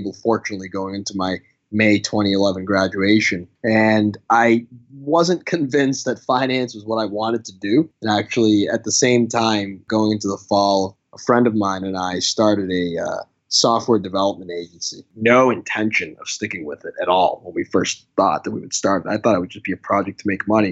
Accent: Malden, Massachusetts, United States; also born or lived in Sicily, Italy; so I grew up in Massachusetts my whole life, went to high school in Malden, that town.

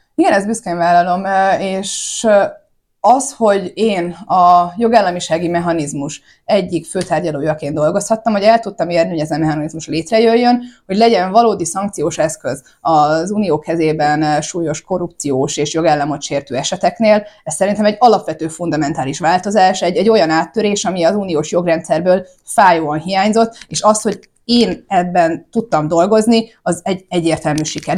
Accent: Hungary; nekünk magyaroknak

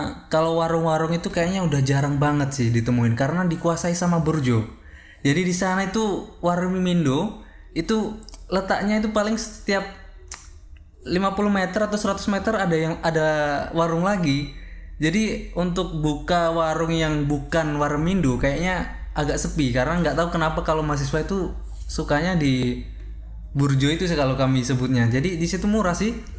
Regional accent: East Java, Indonesia; accent: East Javanese; moved away as an adult; now in Yogyakarta, Indonesia; aku asli Jawa Timur

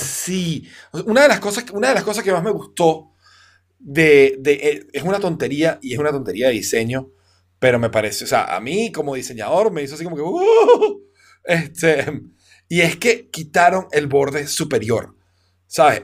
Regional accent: Venezuela; yo como venezolano

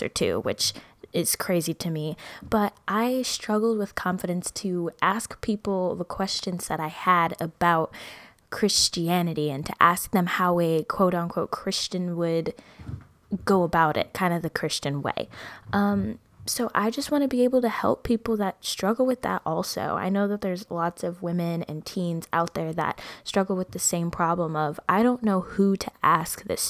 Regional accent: Midwest, United States; I'm from the Midwest

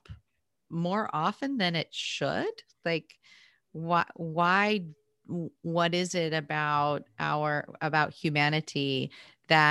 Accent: United States; Growing up in the United States

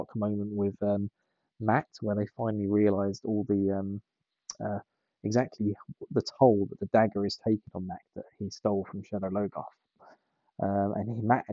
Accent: England, United Kingdom; I'm from England.

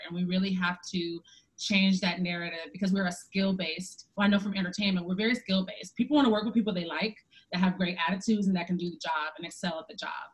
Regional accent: Detroit, Michigan, United States; moved away; also born or lived in Chicago; I'm from Detroit and I did not grow up with any black women or black people pursuing their own businesses

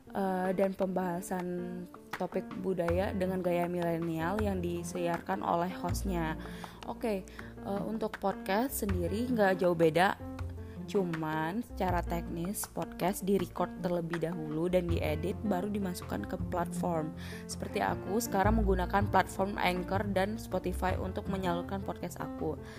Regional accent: Bungo Regency, Jambi, Indonesia

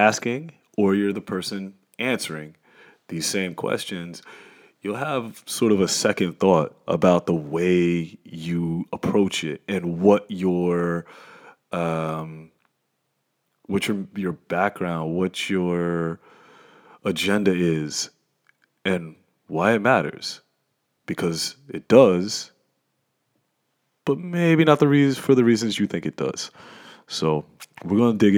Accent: Trenton, New Jersey, United States; moved away as an adult; now in Sweden; being from Trenton, New Jersey

